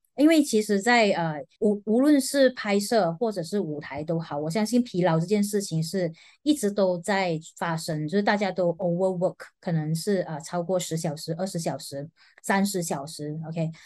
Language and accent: Chinese; Malaysia; 我们马来西亚人